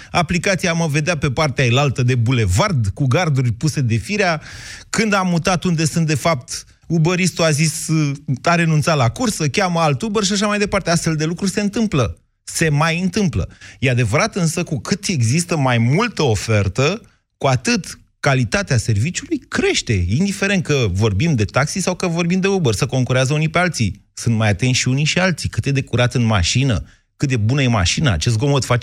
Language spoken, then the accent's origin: Romanian; Drobeta-Turnu Severin, Mehedinți County, Romania; eu sunt un băiat de la Severin și pot fi și politicos, pot fi și tare în gură.